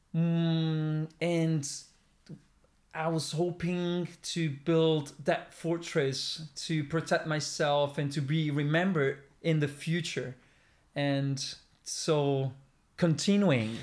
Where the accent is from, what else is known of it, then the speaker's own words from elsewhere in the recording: Milan, Lombardy, Italy; moved away as an adult; now in Sardinia, Italy; the place where I was born and raised